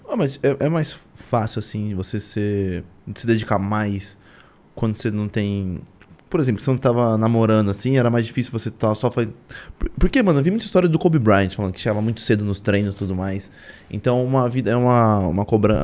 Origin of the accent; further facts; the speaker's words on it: Suzano, São Paulo, Brazil; moved away; Eu sou de Suzano, era de Suzano